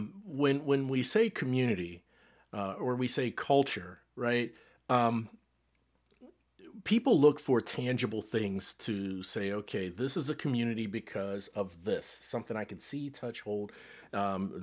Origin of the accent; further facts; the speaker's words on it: Cincinnati, Ohio, United States; moved away as an adult; also born or lived in North Texas; now in Plano, United States; Now, I live in North Texas, but I'm from Cincinnati, Ohio